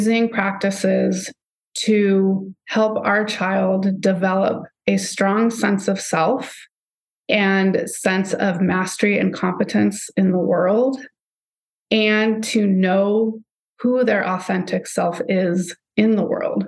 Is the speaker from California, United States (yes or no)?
yes; Southern California, United States; I grew up in Southern California